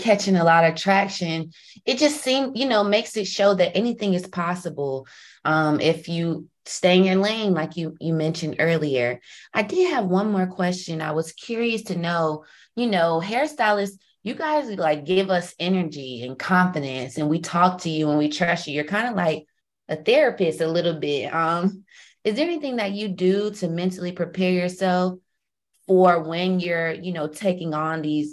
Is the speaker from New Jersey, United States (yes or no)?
no; New York City, New York, United States; now in Atlanta, United States; I'm from Brooklyn